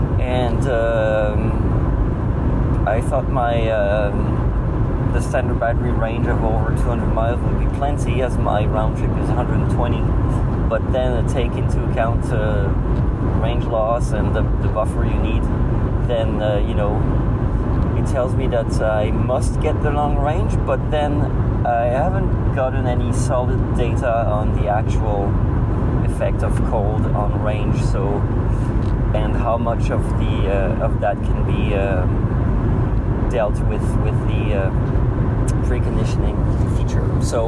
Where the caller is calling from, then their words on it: Montreal, Quebec, Canada; I'm calling from the Montreal area in Quebec, Canada.